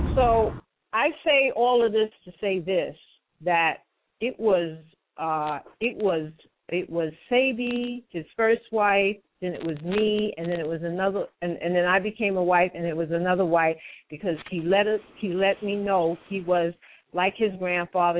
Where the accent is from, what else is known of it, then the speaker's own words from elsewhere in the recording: New York City, New York, United States; I'm born and raised in New York City in Metropolitan Hospital